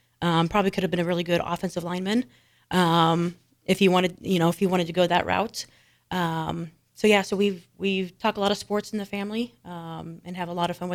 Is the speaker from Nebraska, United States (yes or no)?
yes; Cambridge, Nebraska, United States; now in Lincoln, United States; I'm originally from Cambridge, Nebraska, small town out in southwest Nebraska. Currently living here in Lincoln